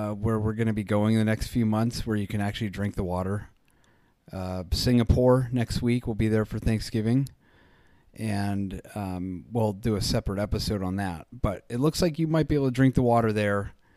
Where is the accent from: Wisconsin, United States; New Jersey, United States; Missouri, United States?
New Jersey, United States; Jersey Shore; moved away; also born or lived in Colorado; what I grew up with on the Jersey Shore